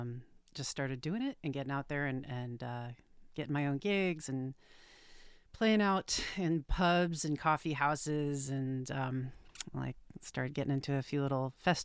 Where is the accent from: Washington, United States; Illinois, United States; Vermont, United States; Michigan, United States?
Vermont, United States; now in Portland, United States; where I grew up in Vermont